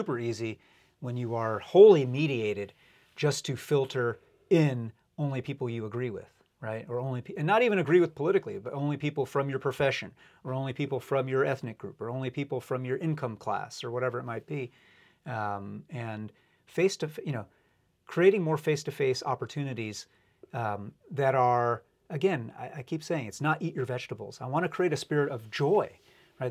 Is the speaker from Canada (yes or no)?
no; New York, United States; now in Seattle, United States; I grew up in New York, and so I grew up a Yankee fan